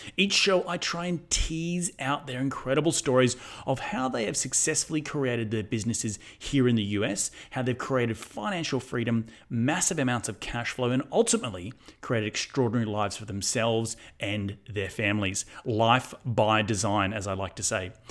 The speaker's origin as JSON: {"language": "English", "country": "Australia", "moved": "yes", "lives_now": "United States", "said": "as an Australian"}